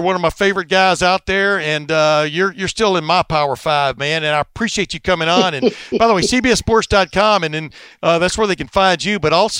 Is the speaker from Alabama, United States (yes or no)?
yes; Alabama, United States; moved away; also born or lived in Texas; I grew up in Alabama, and then we moved to Texas.